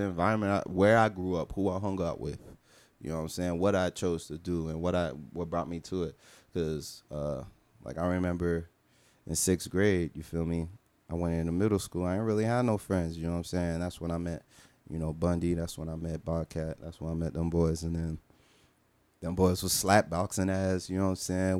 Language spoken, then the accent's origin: English; Miami, Florida, United States; I'm from Miami